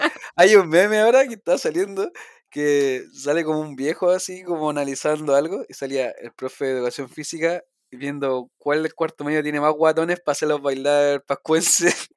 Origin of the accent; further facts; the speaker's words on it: Chile; also born or lived in Ñuñoa; yo vengo de Cerro Sendo